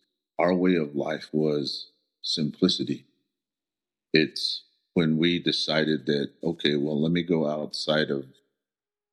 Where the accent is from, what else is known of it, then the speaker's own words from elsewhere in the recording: Shiprock, New Mexico, United States; first language Navajo; English is a second language; also born or lived in Red Valley, Arizona; I was born and raised in Shiprock.